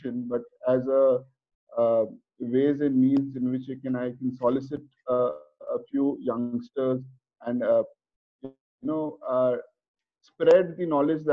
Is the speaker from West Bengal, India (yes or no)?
yes; Kolkata, West Bengal, India; moved away as an adult; now in Mumbai, India; being born and brought up in Kolkata